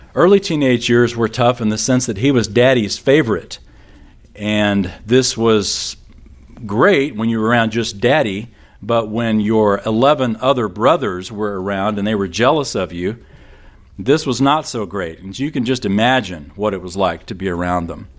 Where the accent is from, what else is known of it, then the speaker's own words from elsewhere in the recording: San Antonio, Texas, United States; I grew up in San Antonio